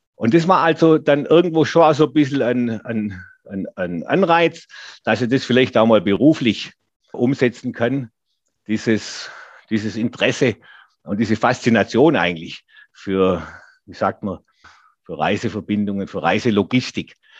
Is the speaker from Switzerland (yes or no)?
no; Geislingen an der Steige, Baden-Württemberg, Germany; hier in meiner Heimatstadt